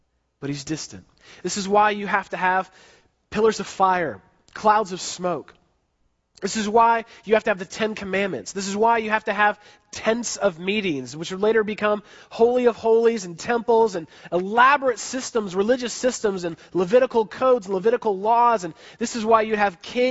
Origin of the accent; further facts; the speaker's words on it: San Francisco, California, United States; I grew up in San Francisco, so I was living in San Francisco